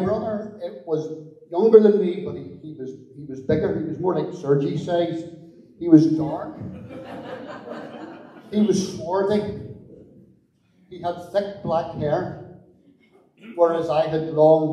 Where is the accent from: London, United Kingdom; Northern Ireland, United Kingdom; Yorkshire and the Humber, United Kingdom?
Northern Ireland, United Kingdom; Belfast; I grew up in North Belfast in Ardoyne with my mum and my dad